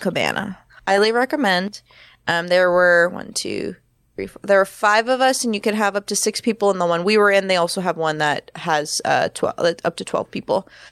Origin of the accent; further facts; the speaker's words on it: Florida, United States; moved away; I'm originally from Florida